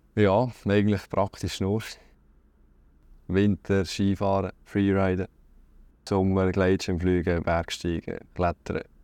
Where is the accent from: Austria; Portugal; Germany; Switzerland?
Switzerland; Schüpfheim, Lucerne; also born or lived in Hasle; ich bin von Schöpfen, aus dem Mäntlibuch. Geboren bin ich in Hasli, also ein Dorf weiter Richtung Luzern